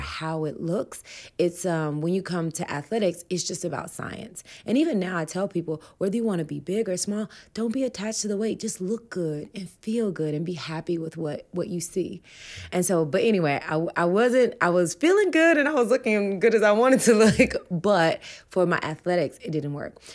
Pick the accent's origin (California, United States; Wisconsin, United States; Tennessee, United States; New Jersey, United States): Tennessee, United States; Humboldt; I grew up in Tennessee